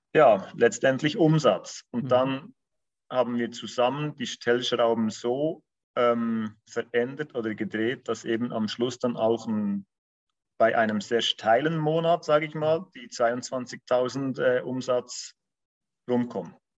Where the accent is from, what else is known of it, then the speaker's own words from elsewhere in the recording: Bern, Switzerland; moved away as an adult; now in Zurich, Switzerland; wie alle wahrscheinlich unschwer hören, komme ich aus der Schweiz. ähm, bin gebürtiger Berner, ähm, also aus dem Kanton Bern, wohne aber seit über zehn Jahren in Zürich